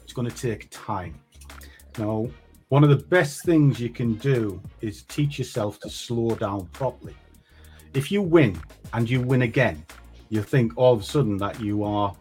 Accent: Durham, North East England, United Kingdom; moved away; I am from the north. I come from Durham in the north of the UK

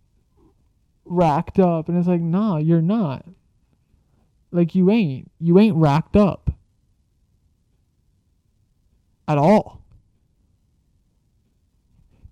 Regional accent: Canada; I'm a Canadian

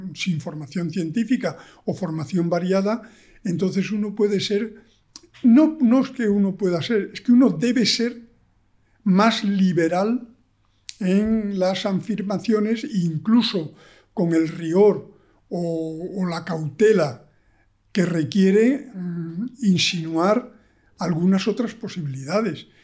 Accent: Extremadura, Spain; moved away; also born or lived in Granada; yo soy extremeño, he vivido en la naturaleza toda mi vida

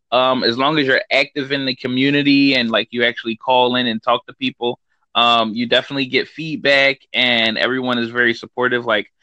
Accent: United States; I am from America.

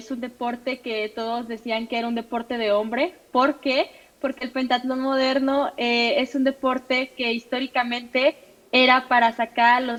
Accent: Mexico; soy pentatleta mexicana.

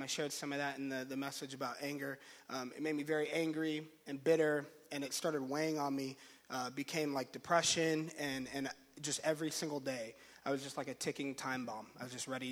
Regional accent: Orlando, Florida, United States; moved away as an adult; We're from Florida. We were married at this church in Orlando. Kind of grew up in that church there.

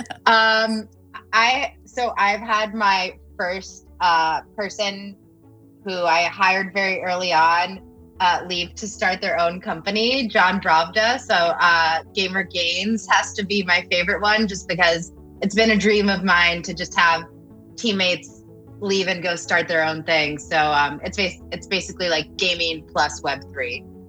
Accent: Miami, Florida, United States; I was born in Miami

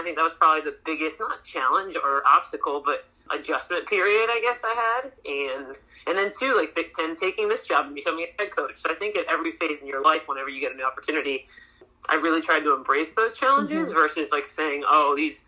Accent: East Coast, United States; I'm from the East Coast

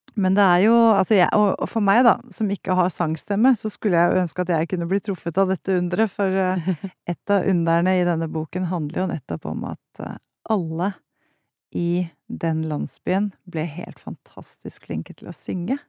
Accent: Haga, Akershus, Norway; jeg vokste opp på Haga

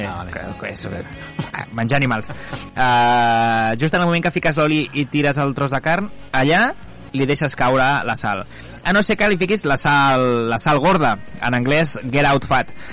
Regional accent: Vallès, Catalonia, Spain; Som el París del Vallès

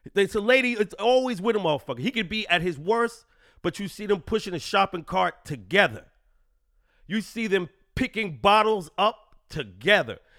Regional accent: New York City, New York, United States; I'm a New Yorker

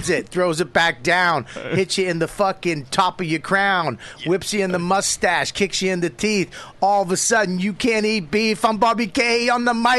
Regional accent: Boston, Massachusetts, United States; accent: Boston; my Boston accent

